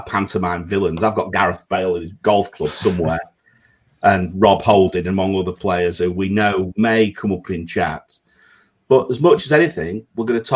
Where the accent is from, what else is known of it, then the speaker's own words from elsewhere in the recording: England, United Kingdom; now in Singapore; I'm English